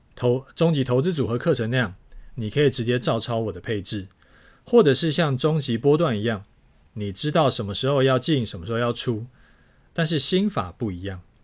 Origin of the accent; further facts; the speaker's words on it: Taiwan; 身为台湾人的我们